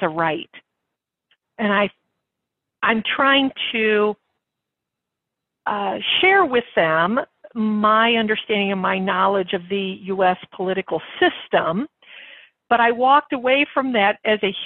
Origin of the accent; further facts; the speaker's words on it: United States; As an American who has a lot of experience in health policy